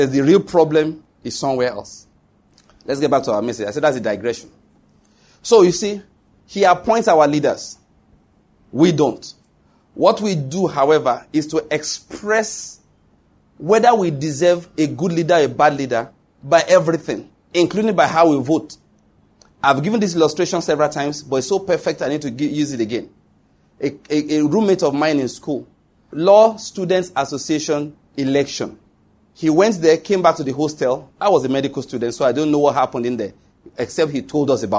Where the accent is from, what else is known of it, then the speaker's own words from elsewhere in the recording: Nigeria; as a Nigerian